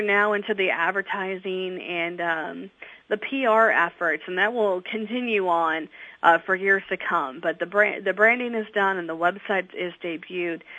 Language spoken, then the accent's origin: English; Ohio, United States; now in Delaware, United States; I'm originally from Ohio